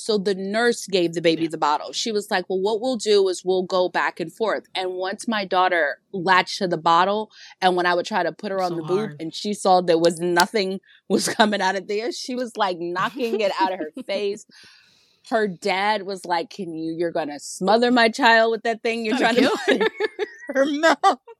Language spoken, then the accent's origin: English; Virginia, United States; moved away as an adult; now in New York, United States; I'm from Virginia. She lives in Virginia, but I was living in New York.